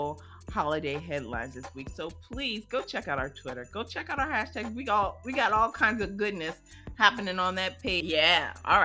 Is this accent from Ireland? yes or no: no; Ohio, United States; I grew up in Ohio, so Indiana's like right next door